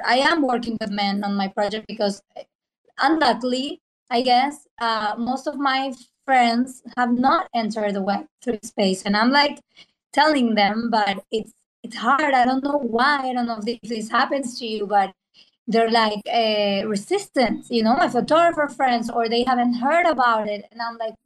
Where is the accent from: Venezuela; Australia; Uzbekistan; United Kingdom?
Venezuela; English is a second language; also born or lived in Argentina; now in New York, United States; from Venezuela, currently in Argentina, but I've been living in New York for the past 12 years.